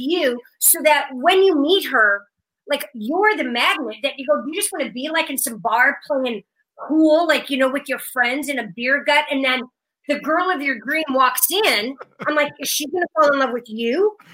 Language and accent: English; Omaha, Nebraska, United States; we grew up in Omaha, but my parents were both from Kansas